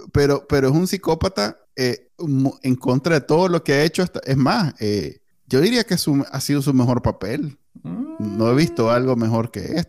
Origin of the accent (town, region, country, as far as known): Nicaragua